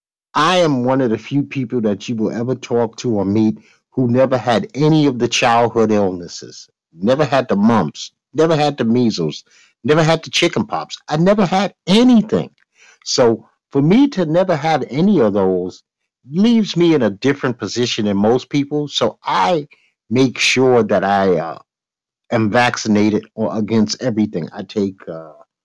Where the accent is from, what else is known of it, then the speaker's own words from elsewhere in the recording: New York, United States; I'm a New Yorker.